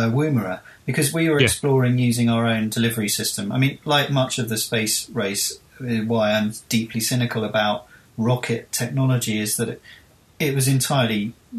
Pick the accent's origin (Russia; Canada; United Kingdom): United Kingdom; us recently as the British